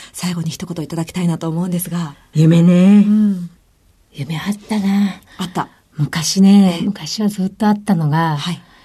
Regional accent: Mie, Japan; moved away as an adult; also born or lived in Tokyo; 三重県出身なんですけども

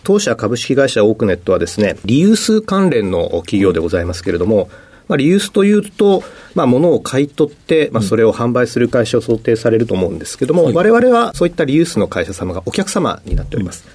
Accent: Machida, Tokyo, Japan; also born or lived in Setagaya, Tokyo; 生まれがですね、東京の世田谷ですけれども、まあ、4歳の時に引っ越しをして、同じく東京の町田市で育

